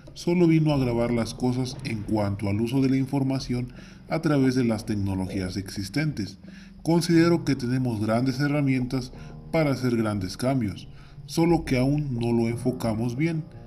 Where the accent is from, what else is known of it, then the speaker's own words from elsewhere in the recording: Mexico; Soy ciudadano mexicano, joven, preocupado por la situación que atraviesa mi comunidad, mi estado, mi país y el mundo